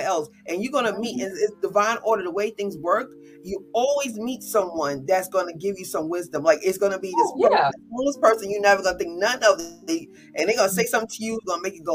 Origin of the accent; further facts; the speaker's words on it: New Jersey, United States; now in North Carolina, United States; we're both from Jersey though. We're both Jersey girls.